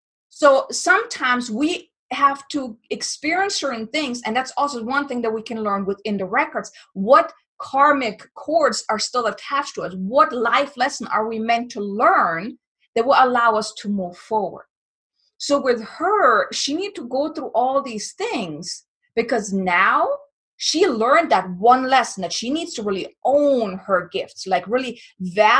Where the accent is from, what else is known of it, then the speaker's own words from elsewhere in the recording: Germany; I'm from Germany